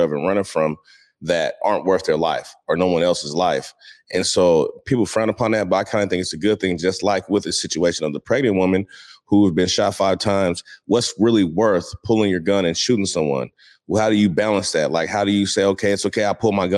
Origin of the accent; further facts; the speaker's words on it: Seattle, Washington, United States; growing up in Seattle was more a family-oriented thing